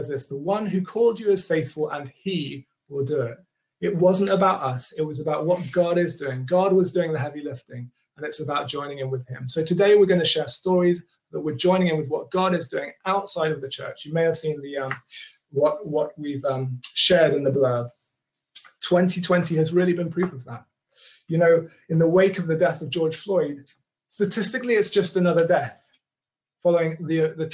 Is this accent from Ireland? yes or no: no; Kenya; accent: posher; now in England; Growing up, I grew up in Kenya in the 80s